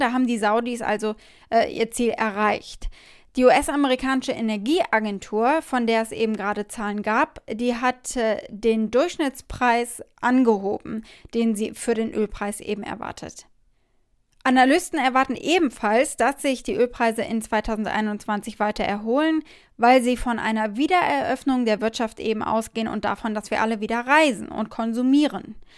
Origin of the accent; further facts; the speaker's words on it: Nürburgring area, Rhineland-Palatinate, Germany; am Nürburgring in meiner Heimat. Viel Zeit habe ich da verbracht in meiner Jugend